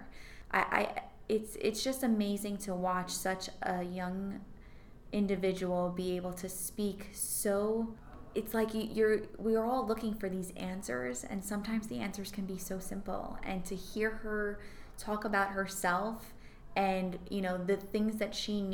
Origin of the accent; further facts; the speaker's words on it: Old Bridge, New Jersey, United States; I grew up in Cliffwood Beach, which is in the town of Old Bridge